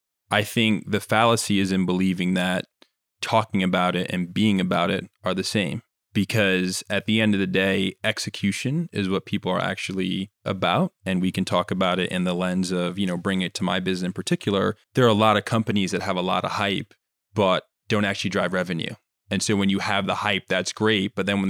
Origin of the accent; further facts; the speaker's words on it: Jamaica; But again, I'm Jamaican, and to know that Jamaica is a pretty small island